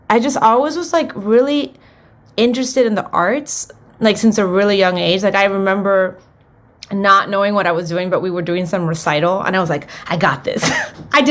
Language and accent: English; Miami, Florida, United States; moved away as an adult; also born or lived in Los Angeles; I was born in Miami, Florida, and my family's from Cuba. And yeah, I was born and raised there, and I moved to Los Angeles probably when I was like 20, maybe